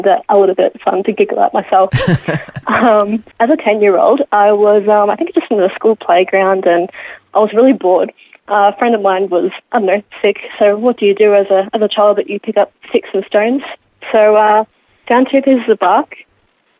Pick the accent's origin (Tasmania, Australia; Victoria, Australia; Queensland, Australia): Victoria, Australia; Geelong; Born and raised in Geelong.